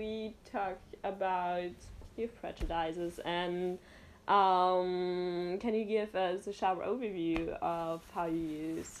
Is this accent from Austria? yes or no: yes; Austria; I'm from Austria.